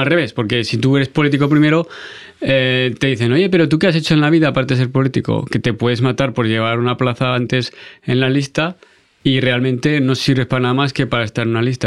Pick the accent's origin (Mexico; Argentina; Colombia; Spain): Spain; Aragon; also born or lived in France; como buen aragonés cabezudico